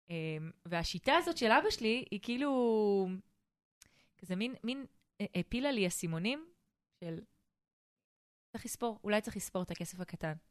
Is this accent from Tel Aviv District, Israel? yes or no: no; Eilat, Southern District, Israel; moved away as an adult; שאני תושבת אילת במקור, {S1} mm-hmm. נולדתי באילת, {S0} ושם חייתי עד בערך גיל 20, אז כל הילדות שלי עברה שם.